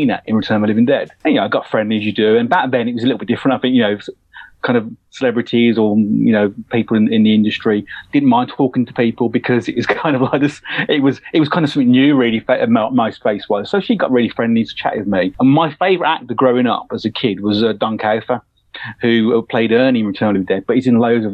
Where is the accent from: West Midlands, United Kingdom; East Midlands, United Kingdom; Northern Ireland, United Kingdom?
West Midlands, United Kingdom; Birmingham; moved away; I come from an area in the UK where there's probably not much going on in regards to the film industry and creative. You know, I'm from Birmingham, which is the second city in the UK